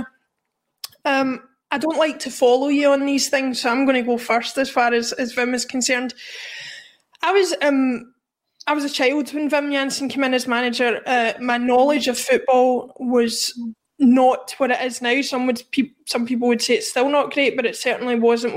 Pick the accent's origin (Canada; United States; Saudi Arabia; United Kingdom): United Kingdom; Glasgow, Scotland; growing up in Glasgow at the time